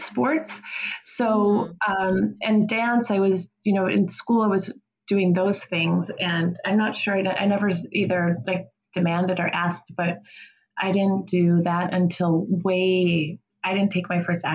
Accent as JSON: {"language": "English", "town": "Kenosha", "region": "Wisconsin", "country": "United States", "said": "I'm from Kenosha"}